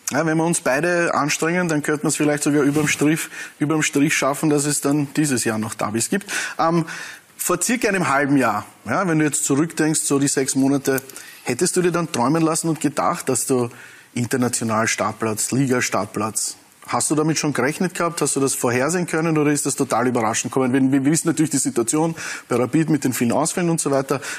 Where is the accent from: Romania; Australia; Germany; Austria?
Australia; Für mich als Australier war es eher mehr insgesamt keine gute Partie.